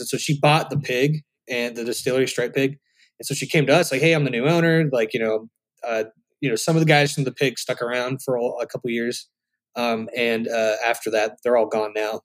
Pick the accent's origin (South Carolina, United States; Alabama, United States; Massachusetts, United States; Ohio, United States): South Carolina, United States; Charleston; moved away as an adult; also born or lived in Nashville, Tennessee; now in Los Angeles, United States; my hometown, Charleston